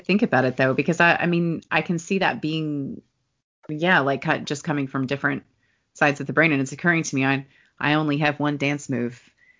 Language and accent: English; Kentucky, United States; I'm from Kentucky